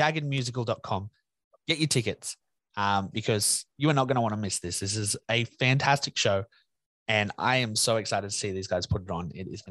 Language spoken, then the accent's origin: English; New South Wales, Australia; I'm from New South Wales